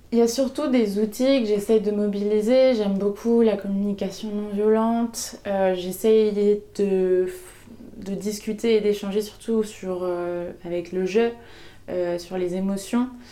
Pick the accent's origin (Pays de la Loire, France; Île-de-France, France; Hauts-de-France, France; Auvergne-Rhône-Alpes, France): Pays de la Loire, France; Segré; je suis née à Segré, je le dis tout le temps parce que c'est très important pour moi de, d'expliquer que je viens de, du Maine-et-Loire, euh, à côté d'Angers, parce que c'est là que j'ai grandi